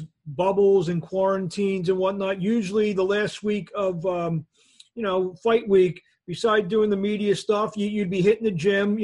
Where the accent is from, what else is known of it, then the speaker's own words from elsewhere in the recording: New Jersey, United States; now in Philadelphia, United States; I grew up in South Jersey. That was my area code.